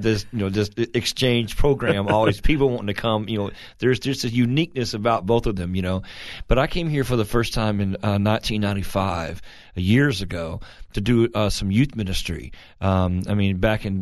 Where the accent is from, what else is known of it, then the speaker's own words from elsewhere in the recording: Fort Worth, Texas, United States; I was born in Fort Worth, Texas